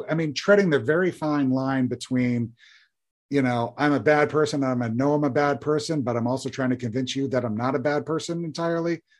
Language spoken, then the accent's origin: English; Indiana, United States; I was born and raised in Indiana, and I remember when those came out, everybody hated them.